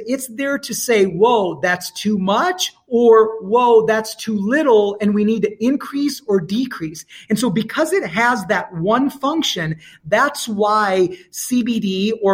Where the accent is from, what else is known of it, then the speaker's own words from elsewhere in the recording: India; I'm Indian